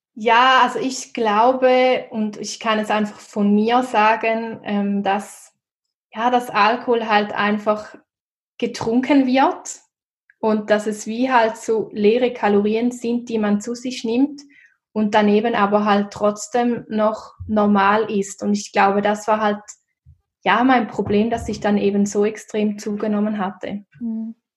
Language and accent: German; Switzerland; wie man wahrscheinlich auch hören kann, komme ich aus der Schweiz